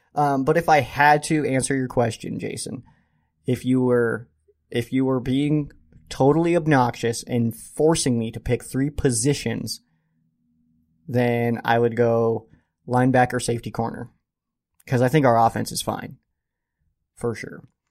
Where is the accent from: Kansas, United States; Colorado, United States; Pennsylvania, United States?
Colorado, United States; Colorado Springs; I am born and raised in Colorado Springs, Colorado